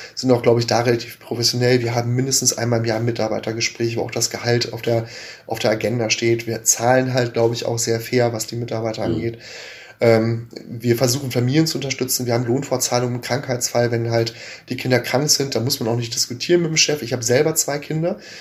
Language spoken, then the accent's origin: German; North Rhine-Westphalia, Germany; gebürtigen Ostwestfalen